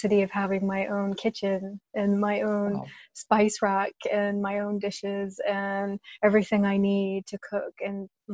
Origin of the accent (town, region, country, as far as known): United States; born or raised there; moved away as an adult